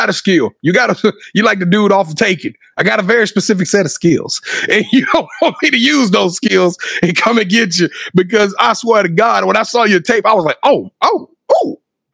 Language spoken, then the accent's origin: English; Louisiana, United States; I'm from Louisiana